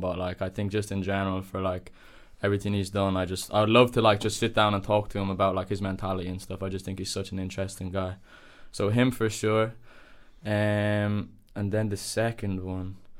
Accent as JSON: {"language": "English", "town": "Dublin", "region": "Leinster", "country": "Ireland", "tie": "born or raised there", "moved": "as an adult", "lives_now": "The Hague, Netherlands", "said": "I was born in Dublin, obviously, but I lived just outside Dublin City, like 25 minutes outside Dublin City. I lived in Ireland all my life."}